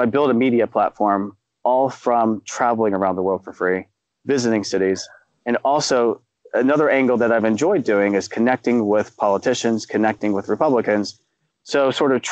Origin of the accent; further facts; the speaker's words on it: Dayton, Ohio, United States; Dayton, my hometown